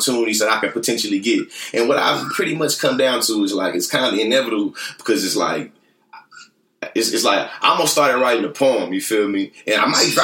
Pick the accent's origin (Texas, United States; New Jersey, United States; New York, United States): Texas, United States; Bryan; growing up in Bryan